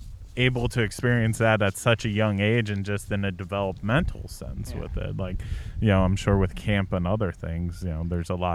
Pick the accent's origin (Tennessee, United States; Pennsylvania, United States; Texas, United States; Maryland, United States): Pennsylvania, United States; outside of Philadelphia; now in Humboldt County, United States; I grew up right outside of Philadelphia